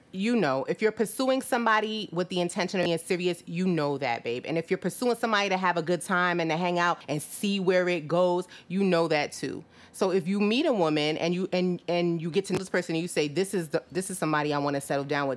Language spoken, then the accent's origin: English; Jamaica; moved away; I'm Jamaican, where I, I was born in, you know, in Jamaica.